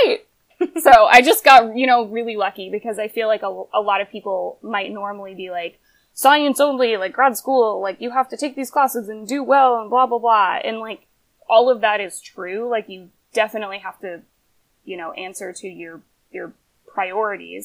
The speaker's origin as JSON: {"language": "English", "region": "Pennsylvania", "country": "United States", "tie": "born or raised there", "also_born_or_lived": "Atlanta / Davis, California / Sacramento", "moved": "as an adult", "said": "I grew up in Pennsylvania"}